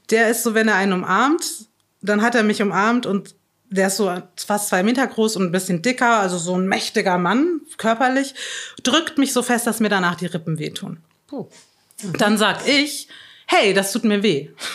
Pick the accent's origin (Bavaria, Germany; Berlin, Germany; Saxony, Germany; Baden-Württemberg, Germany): Bavaria, Germany; Chiemsee; Ich bin im, im am Chiemsee in Bayern aufgewachsen